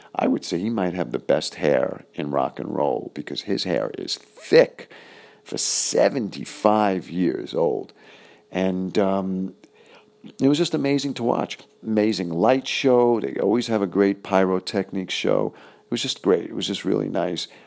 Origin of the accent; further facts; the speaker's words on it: New York City, New York, United States; moved away; I was originally from Flushing, Fresh Meadows, Queens.